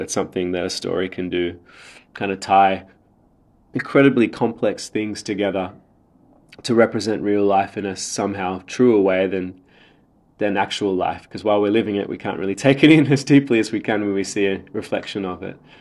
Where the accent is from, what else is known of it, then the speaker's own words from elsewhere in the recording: Sydney, New South Wales, Australia; also born or lived in Sri Lanka; I was born in Sri Lanka, but I've been in Sydney since I was three, so very much grew up in Australia